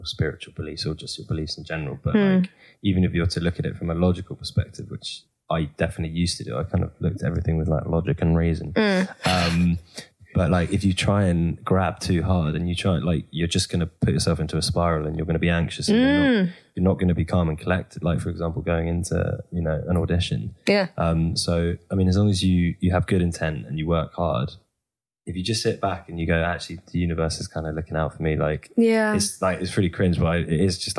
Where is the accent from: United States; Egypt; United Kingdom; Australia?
United Kingdom; as British people